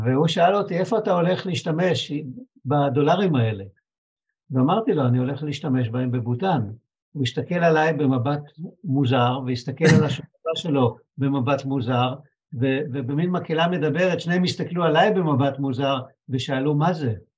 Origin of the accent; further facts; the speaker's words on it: Israel; אני מישראל